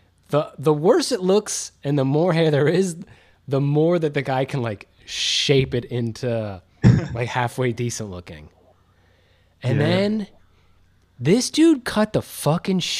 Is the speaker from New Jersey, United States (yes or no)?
yes; New Jersey, United States; now in Ohio, United States; I grew up in North Jersey.